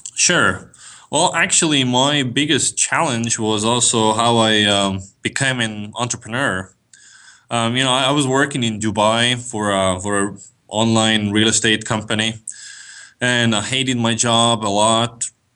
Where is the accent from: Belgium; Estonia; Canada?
Estonia; moved away as an adult; now in United States; I'm from Estonia. Uh, for the last three years, I've, I've lived in the States